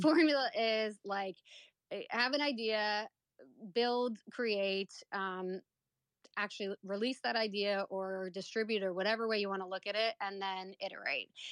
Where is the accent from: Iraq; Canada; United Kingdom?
Canada; I was born and raised in Canada